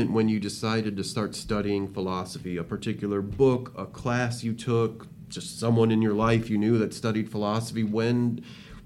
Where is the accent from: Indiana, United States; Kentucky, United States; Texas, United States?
Indiana, United States; South Bend; I'm from South Bend, grew up right down the street